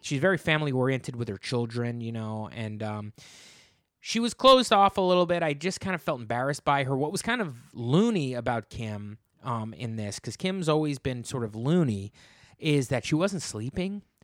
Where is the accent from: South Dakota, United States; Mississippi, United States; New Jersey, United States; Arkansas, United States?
New Jersey, United States; I'm from New Jersey